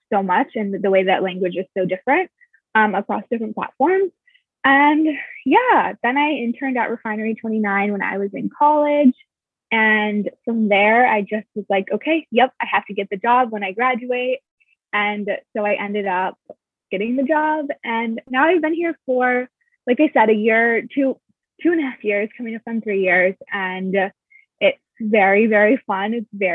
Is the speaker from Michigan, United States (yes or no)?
yes; Michigan, United States; now in New York, United States; I'm from Michigan.